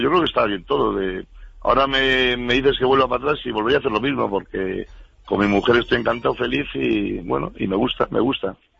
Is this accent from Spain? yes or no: yes; Cantabria, Spain; now in Madrid, Spain; los 102 municipios que tiene mi tierra, Cantabria. Como yo soy un enamorado de Cantabria